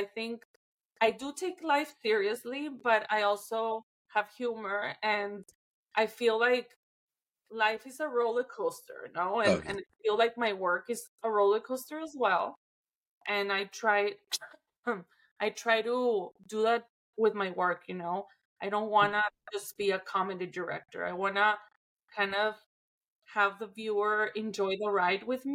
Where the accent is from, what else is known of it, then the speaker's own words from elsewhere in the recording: Mexico; my hometown, in my country